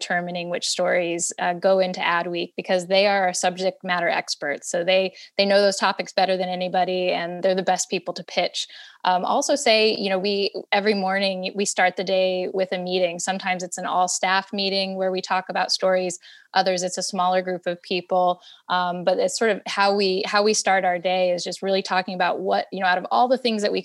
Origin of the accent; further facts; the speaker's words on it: Phoenix, Arizona, United States; moved away as an adult; also born or lived in Denver, Colorado; now in New York, United States; my family moved to Phoenix when I was a year old, and spent many years there